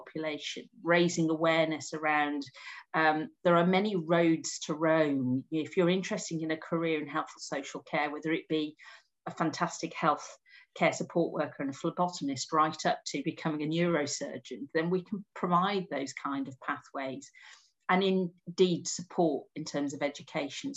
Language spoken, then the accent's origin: English; Wolverhampton, West Midlands, United Kingdom; I'm a woman from Wolverhampton